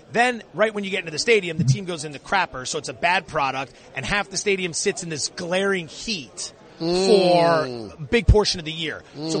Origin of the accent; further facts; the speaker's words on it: an hour from Philadelphia, East Coast, United States; now in San Francisco, United States; because I'm from the East Coast, right? So I'm grew up an hour from Philadelphia.